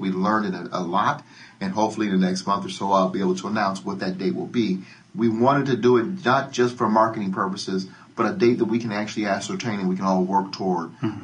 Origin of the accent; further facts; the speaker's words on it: Denver, Colorado, United States; I grew up in Denver. I'm the youngest of 10 children